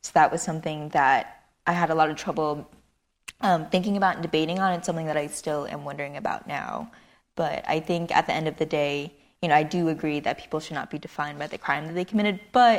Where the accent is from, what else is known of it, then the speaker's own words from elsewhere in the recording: Long Beach, California, United States; I grew up in Cambodia Town, Long Beach, which is pretty heavily, there was a lot of crime, there was a lot of gang activity